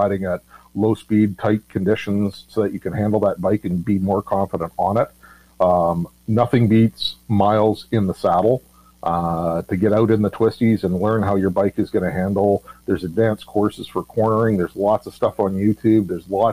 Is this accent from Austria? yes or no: no; Vancouver, British Columbia, Canada; I grew up in Vancouver